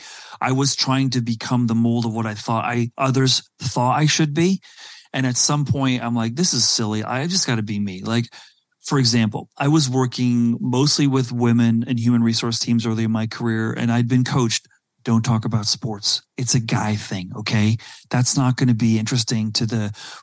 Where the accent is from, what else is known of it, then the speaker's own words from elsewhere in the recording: South Africa; moved away; also born or lived in Silicon Valley; growing up in South Africa at a very early age